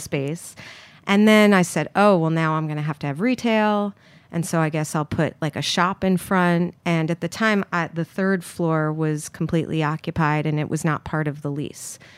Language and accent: English; New York City, New York, United States; I grew up here in Manhattan